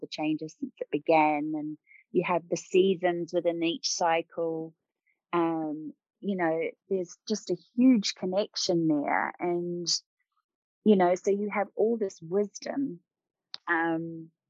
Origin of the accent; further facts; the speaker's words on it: New Zealand; I grew up in New Zealand